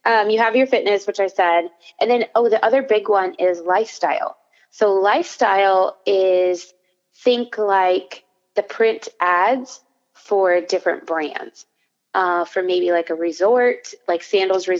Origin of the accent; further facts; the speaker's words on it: Wyoming, United States; also born or lived in Florida; now in Orlando, United States; I'm from Wyoming, so that would be West.